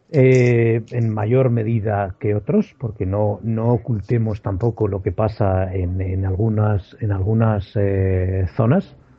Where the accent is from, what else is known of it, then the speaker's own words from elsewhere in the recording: Aragon, Spain; now in England; yo siendo aragonés